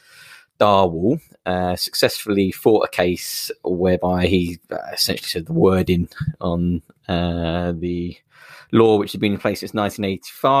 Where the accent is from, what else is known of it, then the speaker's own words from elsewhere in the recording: United Kingdom; moved away as an adult; also born or lived in Manchester; now in Wigan, United Kingdom; I grew up near London, and for the first 18 years of my life